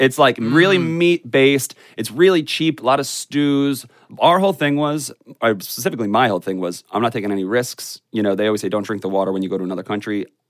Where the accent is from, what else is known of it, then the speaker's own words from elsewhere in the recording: United States; it never paid off to say I'm American in any context almost ever.